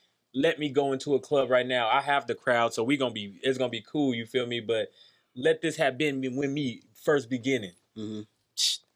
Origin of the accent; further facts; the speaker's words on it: Las Vegas, Nevada, United States; also born or lived in San Bernardino, California; I'm from California. I was born in California, but I'm from Vegas. If you ask me, I'm from Vegas.